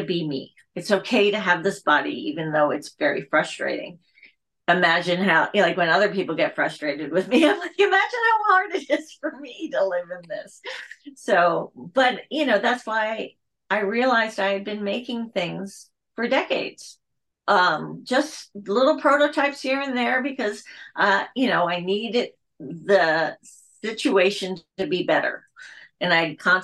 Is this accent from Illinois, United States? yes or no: no; Pennsylvania, United States; I grew up in Pennsylvania.